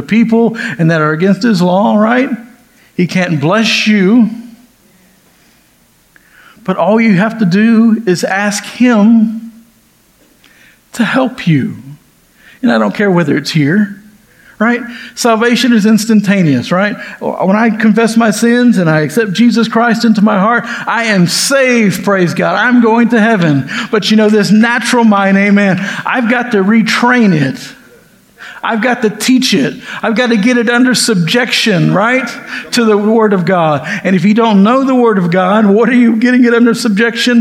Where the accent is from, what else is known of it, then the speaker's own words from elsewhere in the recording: the South, United States; also born or lived in California; I've been in the South ever since